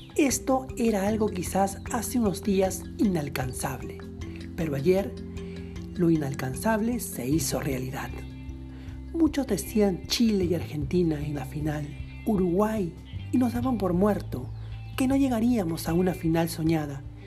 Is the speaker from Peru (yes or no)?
yes; Peru; Así somos los peruanos.